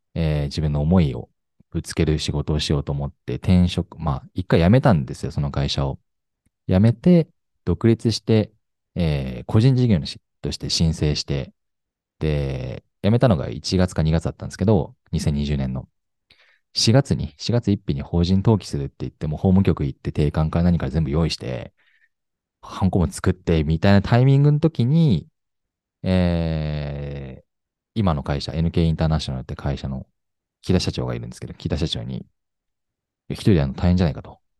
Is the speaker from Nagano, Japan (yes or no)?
no; Sapporo, Hokkaido, Japan; also born or lived in Fukushima Prefecture; 福島県生まれ、現在今32歳でございます。えー、福島にいたのはもう一瞬で、その後すぐ札幌に行きまして、札幌で育ったんですけれども